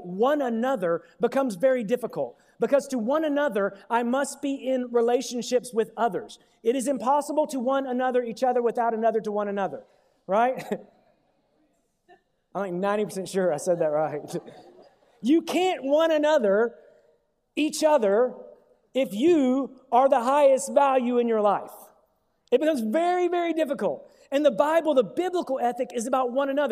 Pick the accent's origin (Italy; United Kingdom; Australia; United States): United States; as an American.